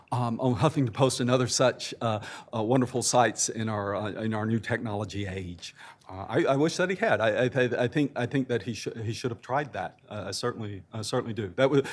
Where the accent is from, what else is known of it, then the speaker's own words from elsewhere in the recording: Arkansas, United States; I come from Arkansas.